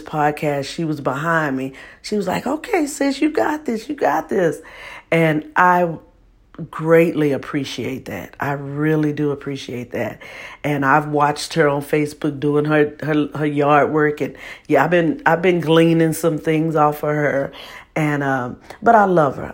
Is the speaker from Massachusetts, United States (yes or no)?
no; Texas, United States; I'm from Texas